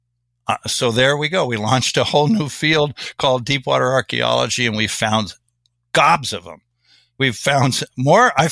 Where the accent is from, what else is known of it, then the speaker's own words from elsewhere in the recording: Kansas, United States; I'm from Kansas.